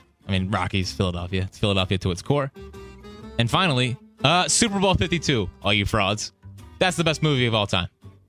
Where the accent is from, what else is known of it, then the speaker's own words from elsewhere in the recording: Ireland; I am from Ireland, where there are loads of Eagles fans.